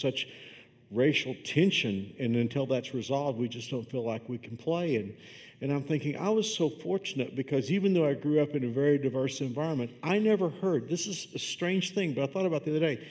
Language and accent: English; Fort Worth, Texas, United States; I grew up on the southeast side of Fort Worth